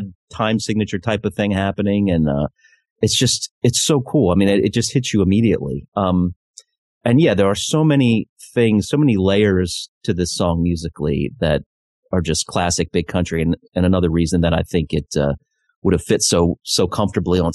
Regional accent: United States; being an American. I'd heard a lot of that growing up

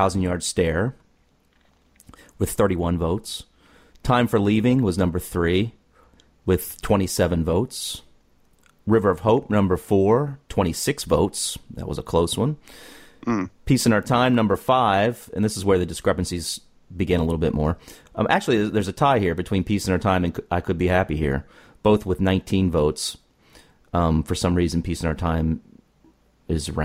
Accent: United States; my perspective as an American

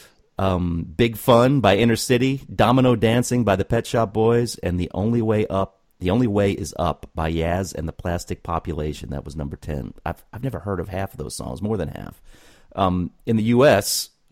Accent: United States; as an American

